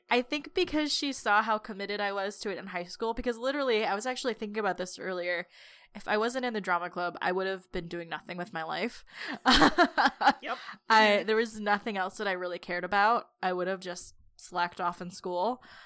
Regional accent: Los Angeles, California, United States; I grew up in the San Fernando Valley

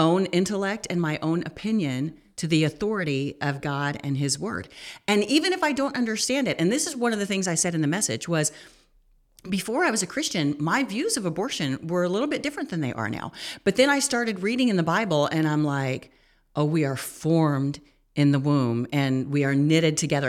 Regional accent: United States; we as an American culture

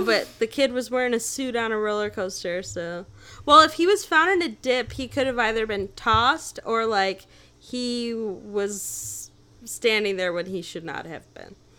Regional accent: Naperville, Illinois, United States; I grew up in Naperville

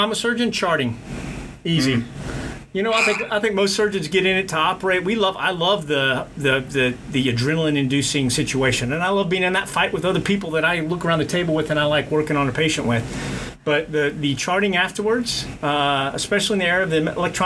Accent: South Texas, United States; I grew up in South Texas, so redneck country, old 1930s country, all of it

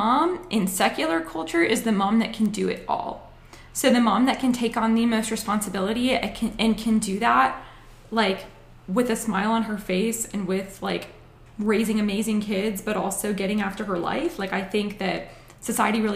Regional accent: Acworth, Georgia, United States; I grew up in Ackworth, went to Georgia Tech

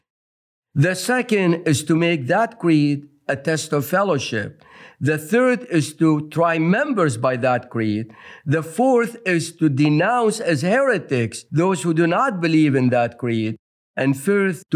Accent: Mosul, Nineveh, Iraq; now in Berrien Springs, United States; I originally come from Nineveh, so I have the distinct honor of saying I am the product of Jonah. Jonah came to my hometown 2,700 years ago

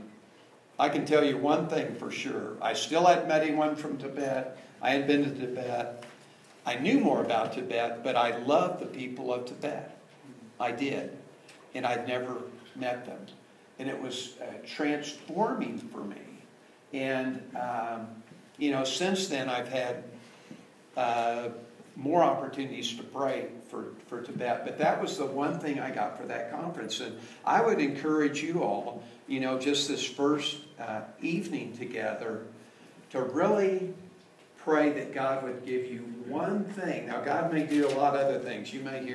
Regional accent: Washington, District of Columbia, United States; I was born in the District of Columbia

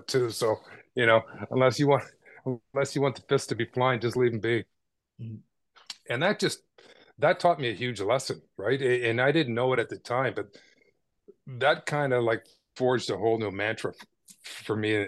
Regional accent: Toronto, Ontario, Canada; Born and raised in Toronto in the suburbs of Etobicoke

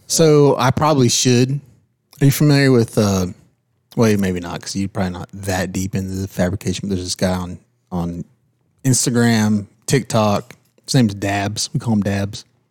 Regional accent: California, United States; moved away; Born and raised in California.

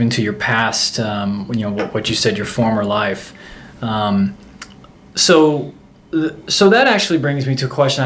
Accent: Florida, United States; I'm from Florida

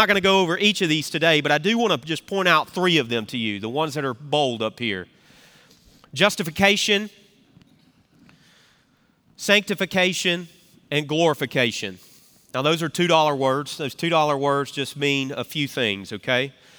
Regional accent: the South, United States; growing up in the South, this word salvation is something we talk about.

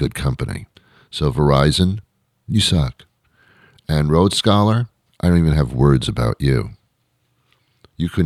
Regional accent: United States; I'm an American. I speak English. I'm not from another country

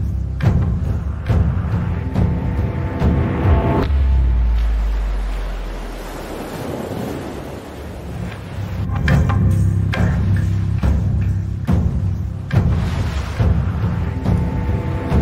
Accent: Indiana, United States; as an Indiana guy

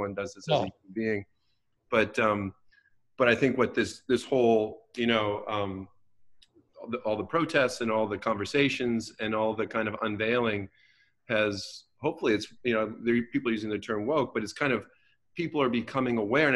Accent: West Michigan, United States; born or raised there; also born or lived in Detroit, Michigan / Baltimore, Maryland / Washington, District of Columbia, United States

